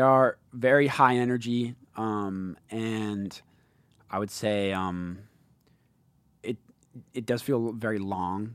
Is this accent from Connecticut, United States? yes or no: no; Seattle, Washington, United States; in Seattle, my hometown